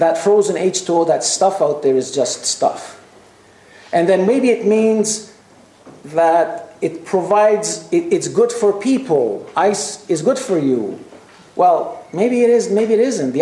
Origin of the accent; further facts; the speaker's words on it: Canada; also born or lived in Quebec; I come from Canada, a very cold country